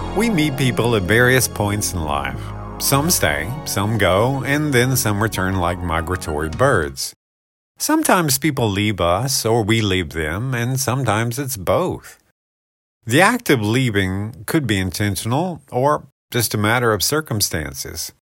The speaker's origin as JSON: {"language": "English", "country": "United States", "tie": "born or raised there", "said": "I loved growing up in Paulding County."}